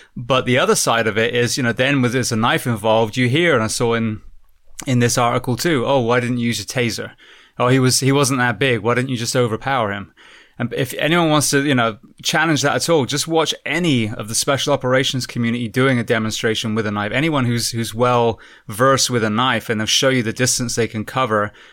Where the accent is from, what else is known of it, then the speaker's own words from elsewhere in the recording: United Kingdom; being British myself